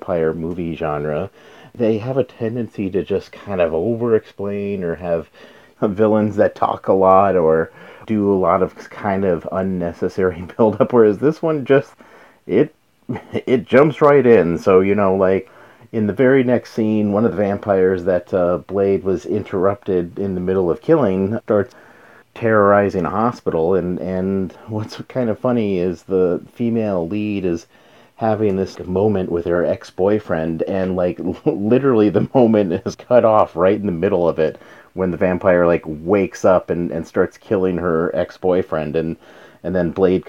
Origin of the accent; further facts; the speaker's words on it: New Mexico, United States; I'm from New Mexico, so Anasazi ruins